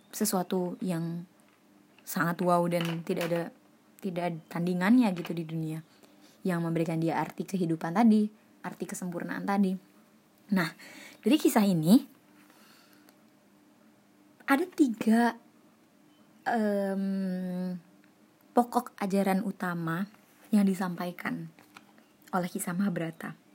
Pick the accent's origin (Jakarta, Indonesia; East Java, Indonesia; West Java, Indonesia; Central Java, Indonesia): Central Java, Indonesia; Surakarta; Wow, saya sebagai orang Solo kayak wow, keren, Pol.